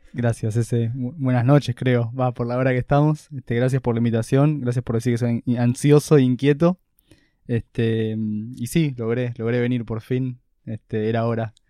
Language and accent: Spanish; Buenos Aires, Argentina; yo acá de Buenos Aires, literalmente. Capital Federal. Capital Federal, creo que el primer barrio donde viví de chico era Villa Crespo.